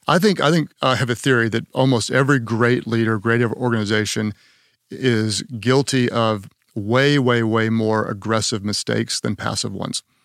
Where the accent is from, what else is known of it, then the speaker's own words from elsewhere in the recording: Oklahoma, United States; I'm from Oklahoma